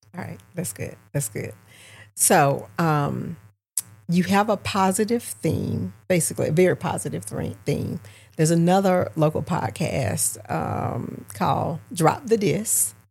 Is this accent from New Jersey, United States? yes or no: no; Augusta, Georgia, United States; my hometown, born and raised here.